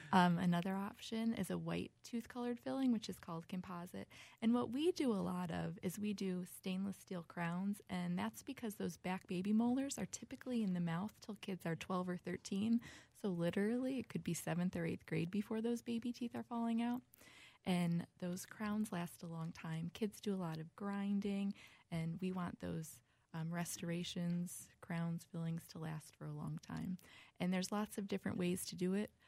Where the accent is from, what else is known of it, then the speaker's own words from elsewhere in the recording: Buffalo, New York, United States; moved away as an adult; now in Minnesota, United States; born in Buffalo, New York